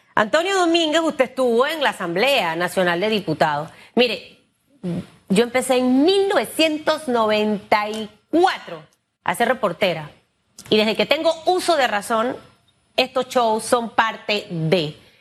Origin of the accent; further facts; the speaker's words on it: Panama; yo como panameña